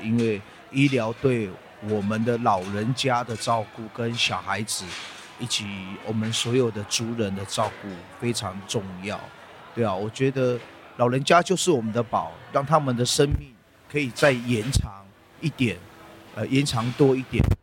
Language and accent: Chinese; South Link area, Taitung County, Taiwan; 我在这里长大了，在这条路，只要离开部落，我们到，呃，外面求学，当兵，都会走这条路